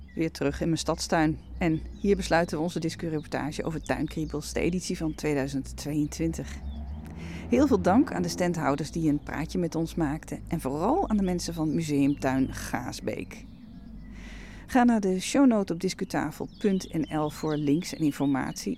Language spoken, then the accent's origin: Dutch; Netherlands; ben ik natuurlijk zelf uit Nederland afkomstig